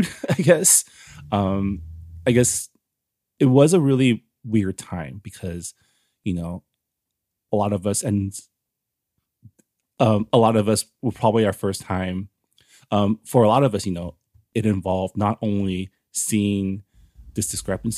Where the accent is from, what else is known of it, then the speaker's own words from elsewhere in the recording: San Gabriel, California, United States; I grew up in San Gabriel, which is like east